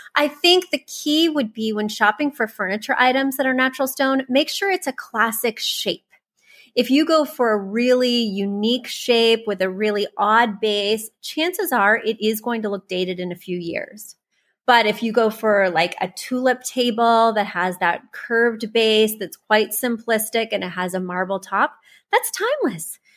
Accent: Missouri, United States; I'm from Missouri. I grew up poor

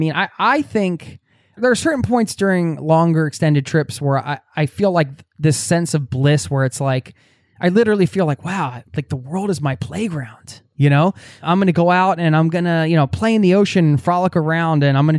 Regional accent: Pennsylvania, United States; but I am from the Northeast of you know, outside of Philadelphia, Northeast United States.

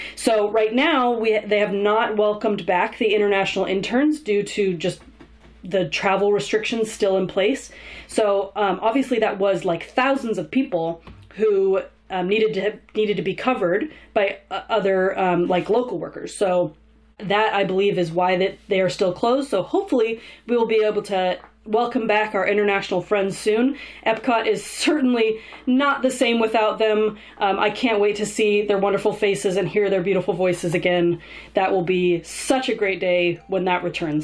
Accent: Southern California, United States; I grew up in Southern California, so I used to visit Disneyland almost every week as a kid.

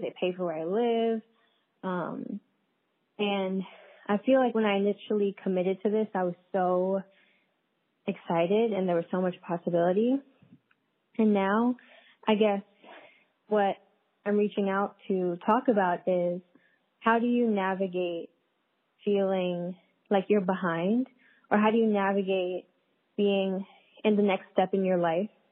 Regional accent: New York City, New York, United States; moved away as an adult; also born or lived in Philadelphia; now in upstate New York, United States; I'm from Brooklyn, New York

